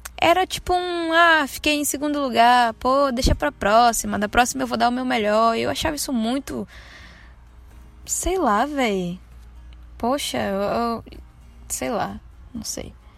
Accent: Santo Antônio de Jesus, Bahia, Brazil; now in Salvador, Brazil; Nasci aqui. Mas não cresci aqui. Cresci no interiorzinho daqui de perto. Se chama Santo Antônio de Jesus

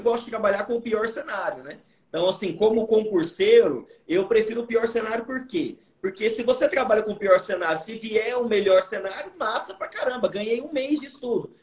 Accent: Goiânia, Goiás, Brazil; eu vim de uma família muito humilde, vim da periferia de Goiânia

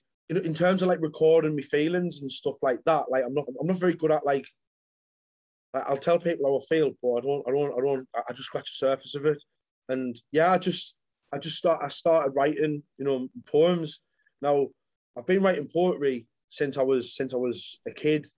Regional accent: Sunderland, North East England, United Kingdom; moved away as an adult; now in Manchester, United Kingdom; from Sunderland. I'm living in Manchester at the minute.

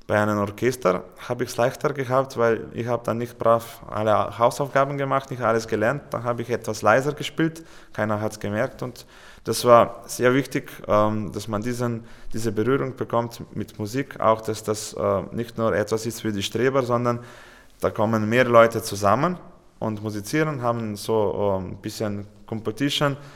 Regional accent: Slovenia; German is a second language; Und wir haben ein Konzert in Ljubljana gespielt, bei uns in Hauptstadt, mit Fernsehübertragung.

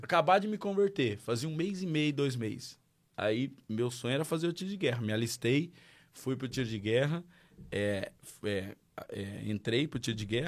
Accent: Marília, São Paulo, Brazil; moved away as an adult; now in Portugal; Sou natural de Marília, interior de São Paulo. Nasci na gota de leite

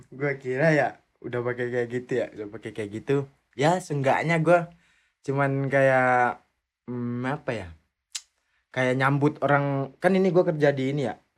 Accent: Indonesia; kalau kita kan orang Indo langsung taruh gitu ya.

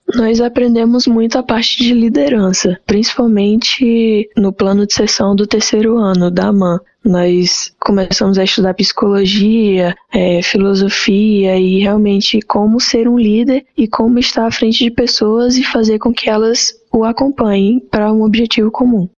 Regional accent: Fortaleza, Ceará, Brazil; sou nascida em Fortaleza, Ceará

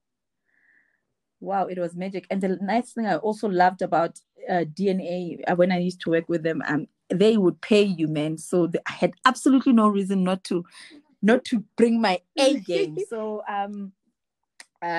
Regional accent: Free State, South Africa; moved away; I'm from Free State

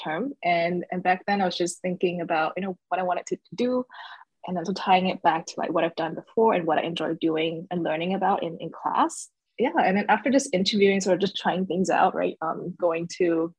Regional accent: Singapore; moved away as an adult; also born or lived in Shanghai, China / New York City, United States; So I was born in Shanghai, but I did most of my formal schooling up until junior college in Singapore

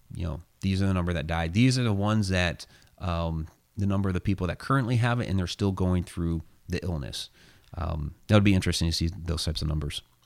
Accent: Ohio, United States; moved away; That's my home state

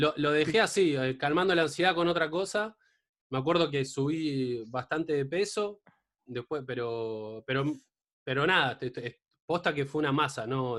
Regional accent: Mar del Plata, Buenos Aires Province, Argentina; yo soy de Mar del Plata

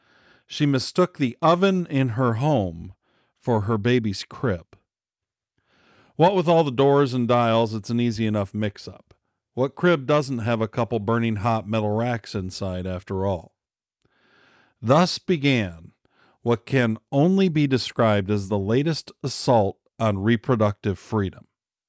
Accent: Michigan, United States; In my home state of Michigan

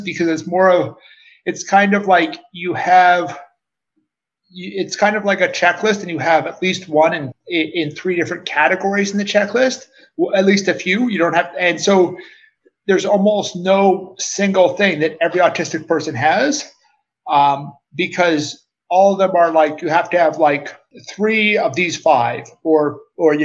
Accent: Calgary, Alberta, Canada; moved away; I'm originally from Calgary, Canada

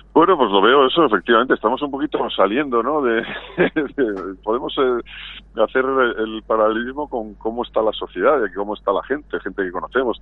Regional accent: Valladolid, Castile and León, Spain; now in Madrid, Spain; volver a Valladolid, que es mi ciudad

